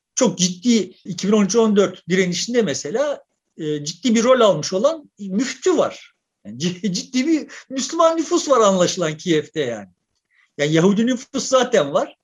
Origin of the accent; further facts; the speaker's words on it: Turkey; Ben de Türk, Türkiye Cumhuriyeti vatandaşı olarak